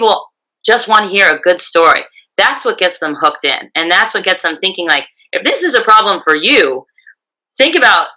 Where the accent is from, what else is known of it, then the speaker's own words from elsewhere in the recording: California, United States; my home state of California